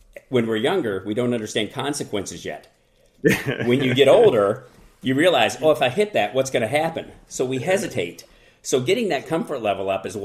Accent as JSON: {"language": "English", "region": "Kentucky", "country": "United States", "said": "I'm from Kentucky, and I went to college at Northern Kentucky University"}